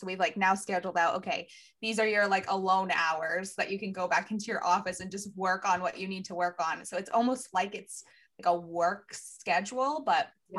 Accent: Maine, United States; also born or lived in Arkansas; because I was born in Arkansas, but we moved to Maine.

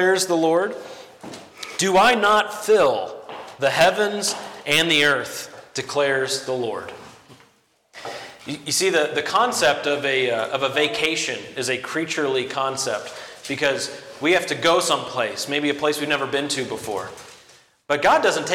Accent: close to Arkansas, the lower Midwest, United States; The lower Midwest, in fact, close to Arkansas

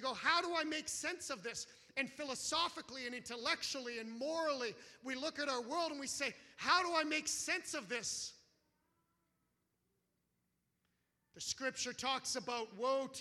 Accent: Canada; as a Canadian

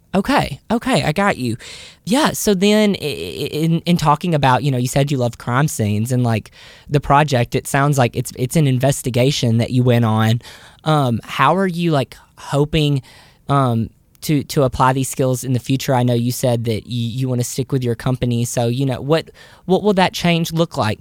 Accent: the South, United States; a Southerner who is about to move to New York City

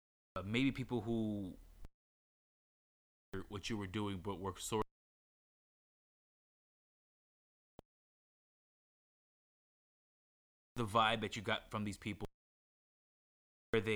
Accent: Maryland, United States; moved away as an adult; now in Los Angeles, United States; my home state, which is Maryland.

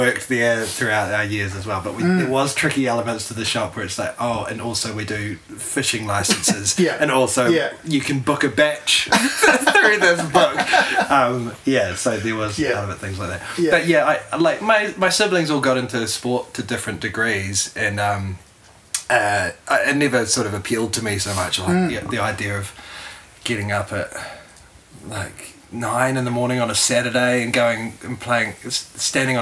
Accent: Timaru, Canterbury, New Zealand; now in Wellington, New Zealand; I'm from Timaru originally, which was 2 hours south of Christchurch

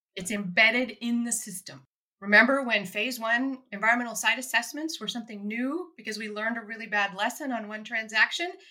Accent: Soldotna, Alaska, United States; moved away; also born or lived in Anchorage, Alaska; Born in Anchorage and raised in Soldotna on the Kenai Peninsula

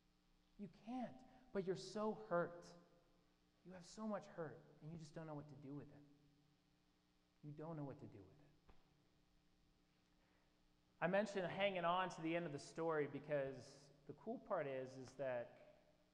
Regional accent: Indianapolis, Indiana, United States; that same church that I mentioned that I grew up in Indianapolis

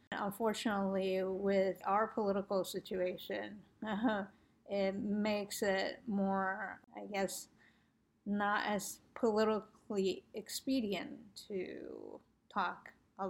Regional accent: United States; I'm American

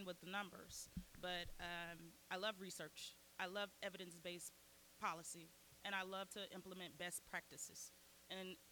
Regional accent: Louisiana, United States; now in Oklahoma, United States; I grew up in Louisiana

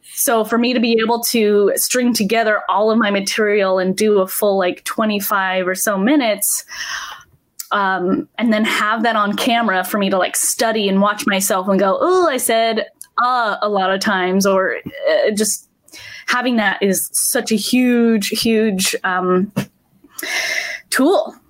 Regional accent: Salt Lake City, Utah, United States; I am from Salt Lake City, Utah.

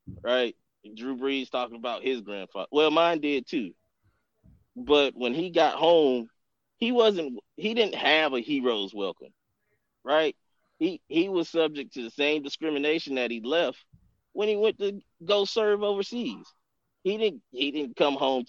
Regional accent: Atlanta, Georgia, United States; growing up in the Deep South, I'm from it, you know, I grew up in Atlanta

